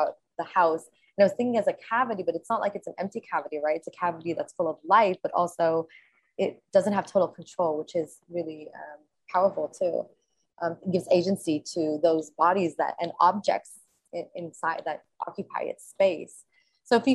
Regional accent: Los Angeles, California, United States; as a Palestinian who was born and raised in Los Angeles

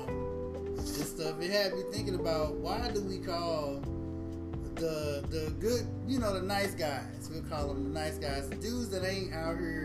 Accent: St. Louis, Missouri, United States; we grew up in Walnut Park, which is a very bad neighborhood in St. Louis.

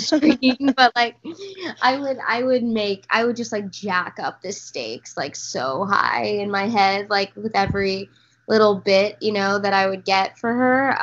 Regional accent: Texas, United States; I grew up in in Texas

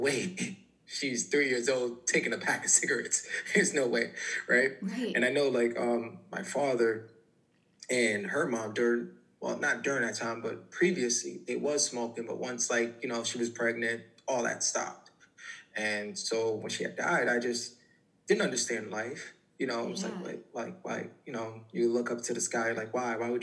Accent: New York City, New York, United States; I'm originally from the Bronx

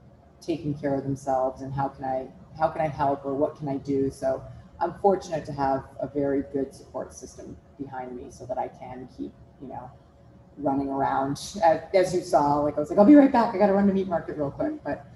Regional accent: Minnesota, United States; We grew up in Minnesota together, and we've just known each other forever.

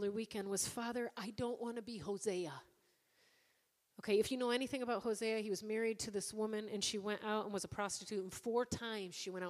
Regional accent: Ireland; Because, again, I'm Irish.

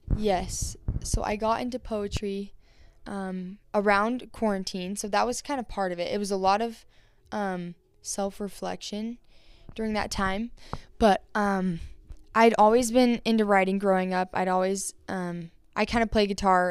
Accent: Vernal, Utah, United States; now in Spanish Fork, United States; I grew up in Vernal, Utah, and, um, Vernal was definitely a different atmosphere from Spanish Fork, where I live now

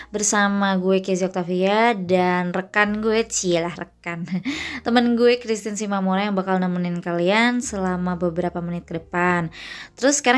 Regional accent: Indonesia; now in Germany; Gue sebagai warga Indo eh maksudnya iya warga warga

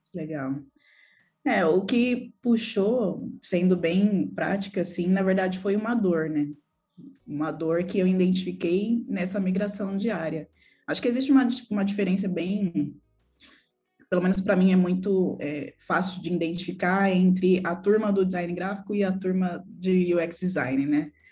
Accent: São Paulo, Brazil; also born or lived in Perus, São Paulo; Nasci em Perus, cresci no bairro do Jaraguá, que é um bairro periférico de São Paulo onde morei lá até meus 27 anos

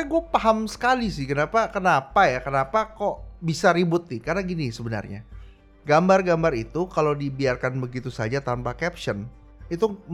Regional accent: Surabaya, East Java, Indonesia; Banyak lari kan gue orang Surabaya juga.

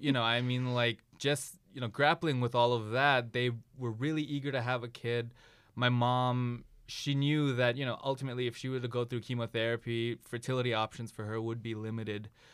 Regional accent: Ann Arbor, Michigan, United States; I'm originally from Ann Arbor, Michigan

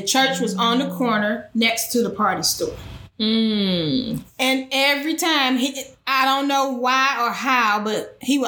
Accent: Detroit, Michigan, United States; I'm originally from Detroit, Michigan

